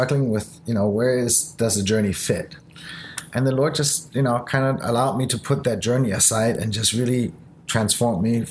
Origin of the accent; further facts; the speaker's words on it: Germany; English is a second language; moved away; also born or lived in Japan; I was born in Japan. I grew up in Germany. So English is essentially my third language